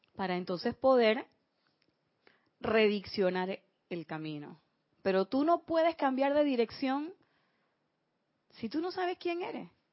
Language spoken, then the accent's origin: Spanish; Panama; como decimos aquí en Panamá